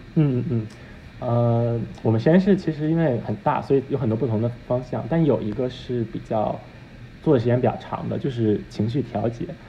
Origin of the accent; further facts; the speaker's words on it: Beijing, China; moved away as an adult; now in New York, United States; 因为我在北京长大